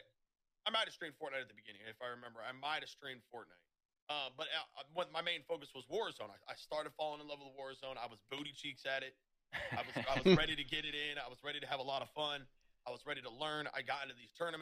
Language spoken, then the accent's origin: English; Des Moines, Iowa, United States; I'm from Des Moines, Iowa